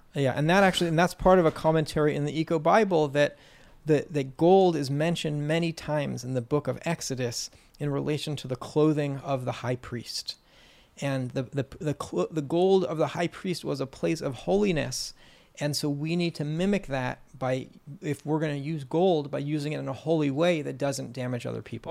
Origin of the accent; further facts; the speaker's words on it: California, United States; I grew up in California